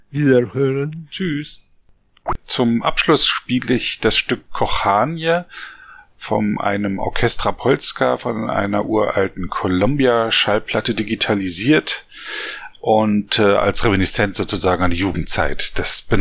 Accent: Poland; German is a second language; Ich habe zwar Russisch gelernt, das wird man vielleicht als Pole nicht so gern, aber das hilft mir schon, äh, bestimmte Wortstämme so zu erkennen.

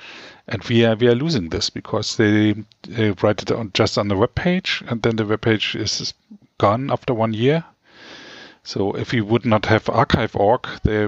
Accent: Frankfurt, Brandenburg, Germany; now in Berlin, Germany; like from my hometown, Frankfurt

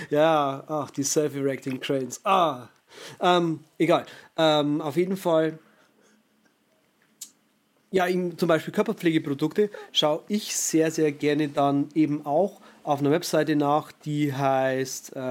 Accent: Germany

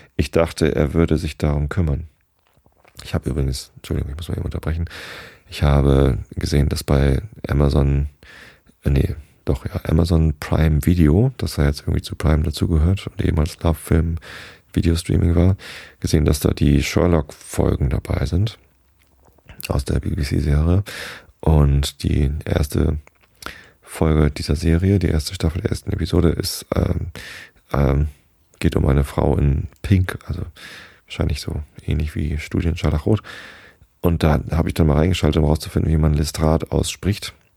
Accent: Wistedt, Lower Saxony, Germany; in Hamburg oder beziehungsweise in Wistedt, wo ich aufgewachsen bin

